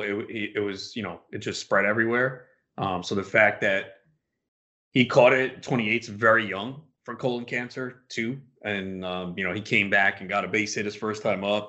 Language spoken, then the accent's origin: English; New York, United States; I'm from New York